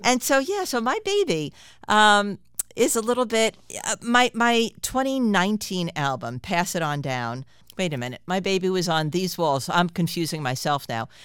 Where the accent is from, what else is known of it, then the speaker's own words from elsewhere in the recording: New York City, New York, United States; I grew up in Queens